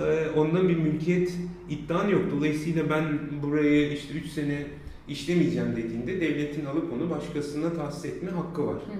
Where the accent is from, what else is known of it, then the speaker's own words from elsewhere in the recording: Mersin, Turkey; 5. sınıfta Mersin'e geldim.